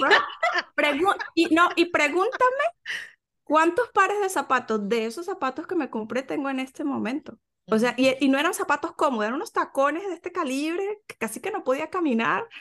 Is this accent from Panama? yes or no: no; Venezuela; moved away as an adult; yo soy venezolana